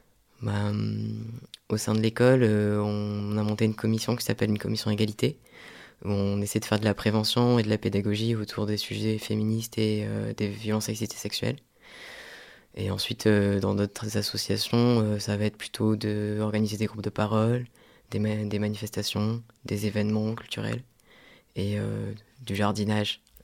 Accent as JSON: {"language": "French", "region": "south of France", "country": "France", "tie": "born or raised there", "moved": "yes", "said": "je suis originaire du sud de la France"}